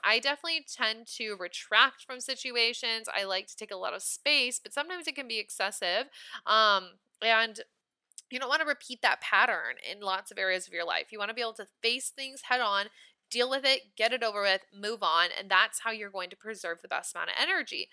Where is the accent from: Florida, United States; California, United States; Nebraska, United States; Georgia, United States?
Nebraska, United States; I'm from Nebraska